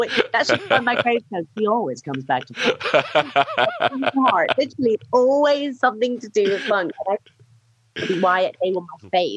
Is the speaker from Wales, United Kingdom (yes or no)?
no; Sheffield, Yorkshire and the Humber, United Kingdom; moved away; also born or lived in Lincoln; I spent a lot of time growing up in Sheffield